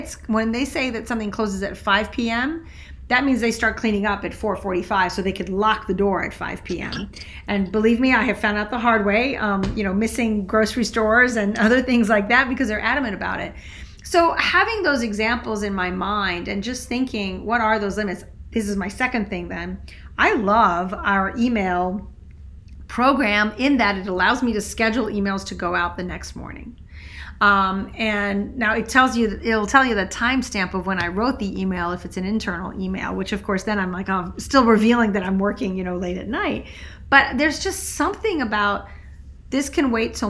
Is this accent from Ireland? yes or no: no; Switzerland; moved away; also born or lived in France; I grew up in Switzerland